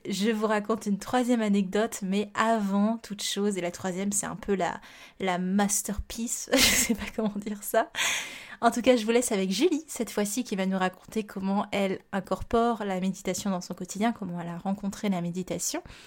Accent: Réunion; moved away; also born or lived in Montpellier; je viens de la Réunion

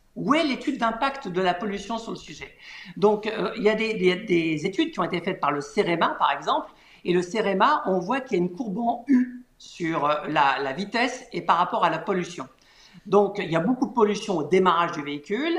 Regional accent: Paris, Île-de-France, France; je suis parisien

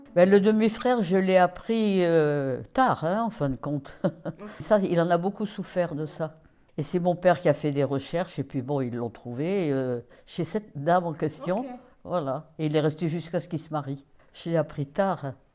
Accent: Paris, Île-de-France, France; Je suis née à Paris, dans le 6e arrondissement

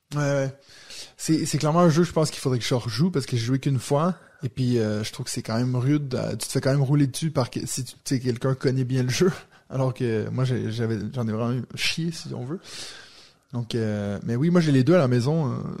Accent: Quebec, Canada; je viens du Québec

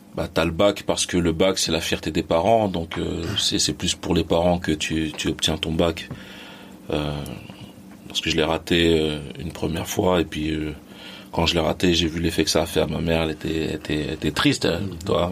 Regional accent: Les Mureaux, Île-de-France, France; born or raised there; also born or lived in Mali / Plaisir

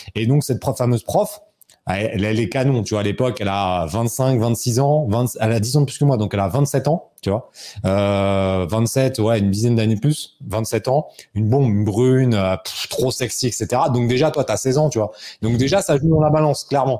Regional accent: Rambouillet, Île-de-France, France; mon bled, c'était chez moi, tu vois, c'était à Rambouillet

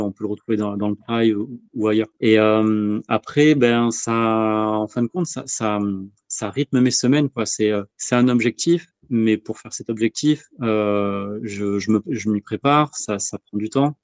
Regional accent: Bordeaux, Nouvelle-Aquitaine, France; je suis bordelais

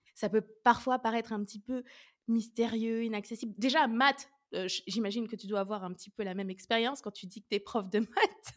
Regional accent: Orléans, Centre-Val de Loire, France; moved away as an adult; also born or lived in Lyon / Nice; je suis originaire d'Orléans

